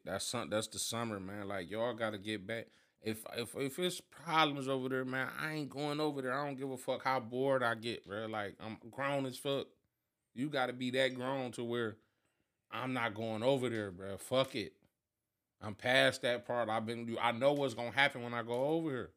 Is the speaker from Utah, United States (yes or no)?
no; Cleveland, Ohio, United States; I'm from Ida